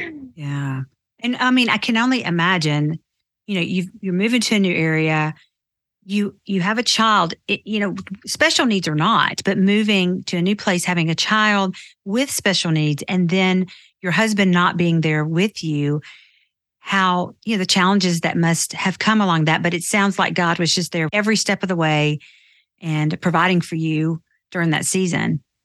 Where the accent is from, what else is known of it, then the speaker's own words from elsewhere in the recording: Nashville, Tennessee, United States; I grew up in Nashville too